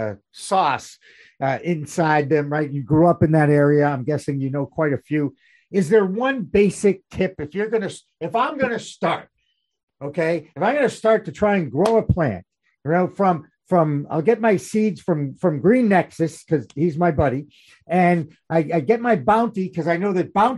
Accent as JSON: {"language": "English", "region": "New England", "country": "United States", "said": "I'm from New England"}